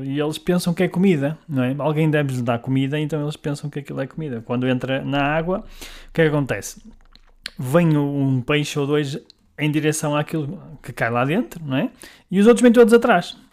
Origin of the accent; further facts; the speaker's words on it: Guimarães, Norte, Portugal; sou de Guimarães